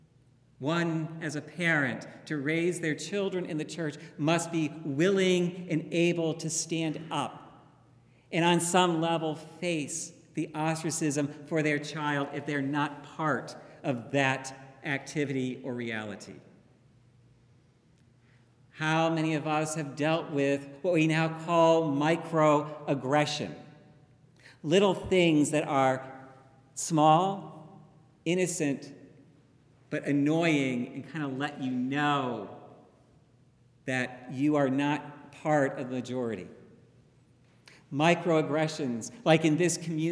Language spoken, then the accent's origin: English; Dallas, Texas, United States; where I was growing up in Texas, and basically, in Dallas